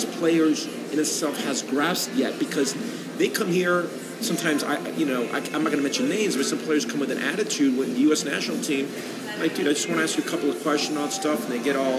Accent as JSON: {"language": "English", "town": "Queens", "region": "New York", "country": "United States", "tie": "born there", "also_born_or_lived": "Colombia", "said": "Like you said, yes, I am American. I was born in Queens. My mom, my dad being both Colombian, I actually lived a year in Colombia and spent a lot of my childhood in Colombia, my summers and all that stuff."}